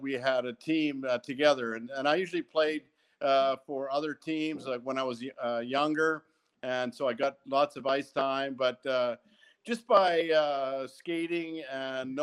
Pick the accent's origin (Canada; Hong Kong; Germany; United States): Canada; Neudorf, Saskatchewan; I grew up in Newdorf, Saskatchewan with 300 people.